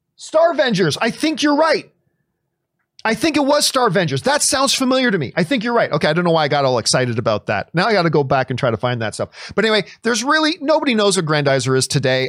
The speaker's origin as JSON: {"language": "English", "country": "Canada", "said": "I, as a Canadian"}